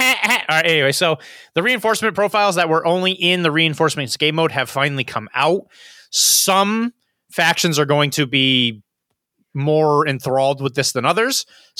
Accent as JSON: {"language": "English", "town": "Orlando", "region": "Florida", "country": "United States", "tie": "born or raised there", "said": "in the area where I grew up in Orlando, Florida, there is an event called Dogfinity 2024 Gamma and Hooch."}